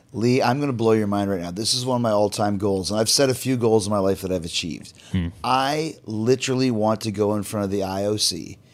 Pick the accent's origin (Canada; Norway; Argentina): Canada; I'm Canadian, but we're from North America